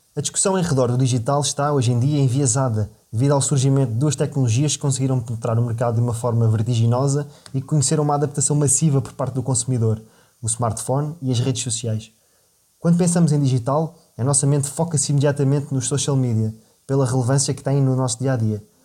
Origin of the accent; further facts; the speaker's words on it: Portugal; cresci em Portugal no seio de uma família modesta e de classe média